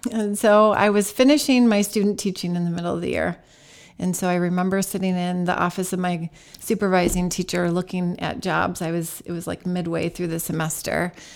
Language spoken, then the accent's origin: English; Holt, Michigan, United States; also born or lived in Lansing, Michigan; Grew up in Holt, Michigan, just south of Lansing.